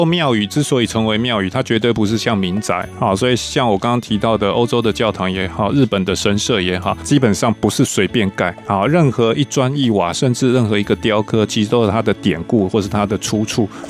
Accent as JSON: {"language": "Chinese", "country": "Taiwan", "said": "其实维珍，你知道吗？这好像我们台湾人去看罗密欧与朱丽叶一样，就是外国的月亮比较圆嘛。"}